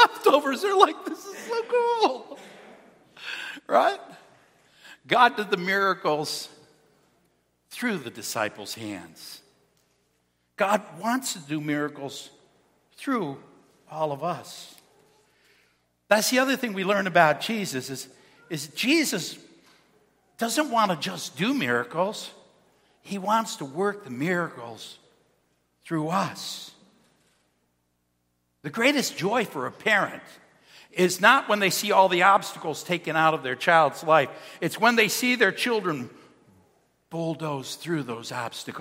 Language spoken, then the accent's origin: English; Cheektowaga, New York, United States; I'm a kid from Cheektowaga. I grew up in a firefighter's house.